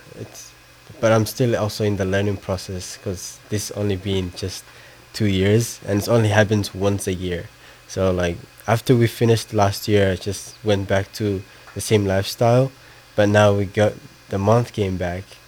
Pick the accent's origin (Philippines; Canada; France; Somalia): Somalia; Somaliland; now in United States; I'm from Somaliland.